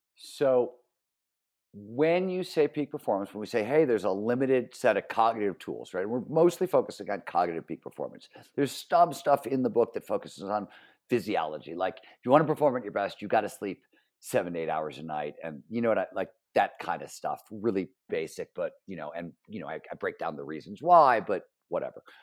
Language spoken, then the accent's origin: English; Cleveland, Ohio, United States; when I was growing up in Cleveland, Ohio, I wanted to be a writer